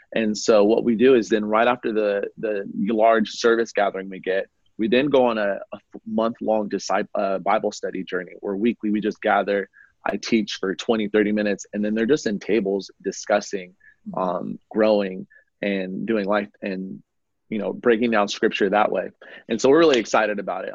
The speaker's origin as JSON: {"language": "English", "town": "Oakland", "region": "California", "country": "United States", "tie": "born or raised there", "moved": "yes", "lives_now": "Arizona, United States", "said": "I was born and raised in Oakland, California, in the Bay Area, over in Northern California"}